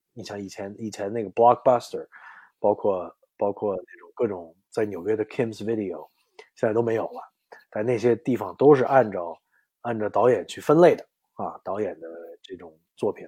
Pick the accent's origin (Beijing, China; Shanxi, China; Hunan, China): Beijing, China; also born or lived in Mississippi, United States; now in New York, United States; 我其实从小就是在，在，在北影厂长大的